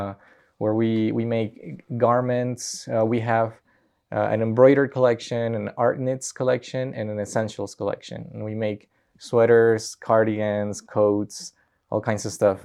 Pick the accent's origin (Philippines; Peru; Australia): Peru; now in Colorado, United States; I'm from Peru.